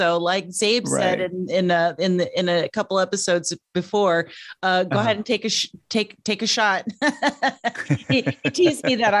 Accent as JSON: {"language": "English", "town": "Yucca Valley", "region": "California", "country": "United States", "tie": "born or raised there", "also_born_or_lived": "New Mexico / Texas / Utah / Illinois", "said": "I was born in New Mexico, lived in California, moved to Texas, went back to California, went back to Texas, went back to California, went to Utah, went to Belleville, Illinois, went to, and then from 12 to 18, I lived in Yucca Valley, Joshua Tree, California."}